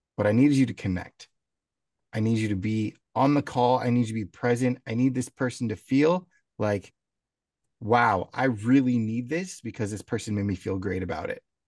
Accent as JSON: {"language": "English", "town": "San Diego", "region": "California", "country": "United States", "tie": "born or raised there", "said": "growing up in San Diego"}